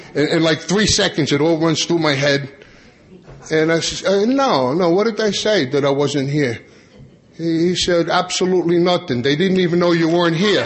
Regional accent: Long Island, New York, United States; I grew up on Long Island

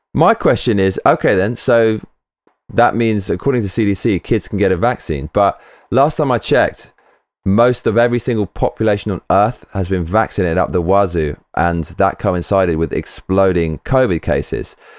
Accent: United Kingdom; As a Brit

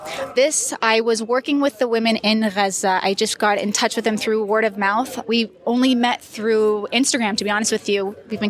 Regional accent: Ohio, United States; moved away as an adult; now in Palestine; I'm actually a Palestinian American. I grew up in Ohio. And it's funny because growing up in the States, I always felt that I was too Palestinian. And it wasn't until I moved into the Middle East that I realized I'm a lot more American than I thought.

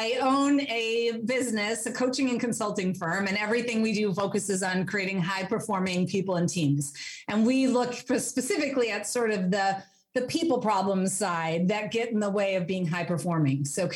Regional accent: Hastings, Minnesota, United States; moved away as an adult; also born or lived in Germany / Wisconsin; now in Madison, United States; I grew up in the Twin Cities, so in Hastings in Minnesota.

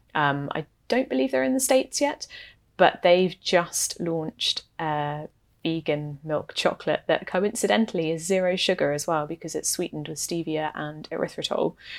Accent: England, United Kingdom; now in Canada; I am not Canadian. I am, in fact, English and, uh, grew up in the U K

